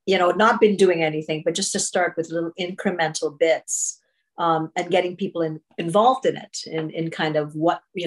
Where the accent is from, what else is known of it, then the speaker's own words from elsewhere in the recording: Trinidad & Tobago; I'm from Trinidad and Tobago